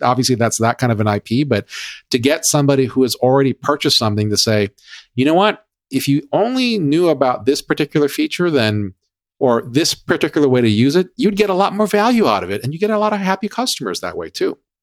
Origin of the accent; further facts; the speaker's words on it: Hawaii, United States; growing up in Hawaii